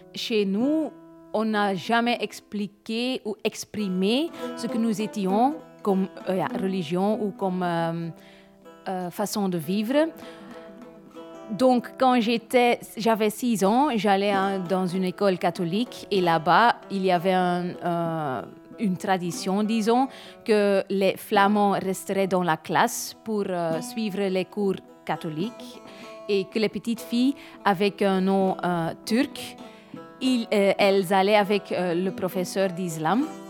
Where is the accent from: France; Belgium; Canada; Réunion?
Belgium; Limburg, Flanders; je suis née et grandie à Limbourg